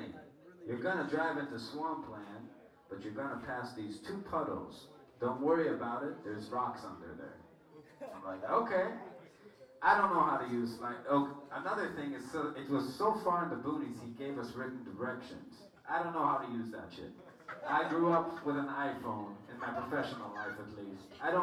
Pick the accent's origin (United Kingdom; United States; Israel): Israel; we were talking double mad shit in Hebrew, because we're from Israel.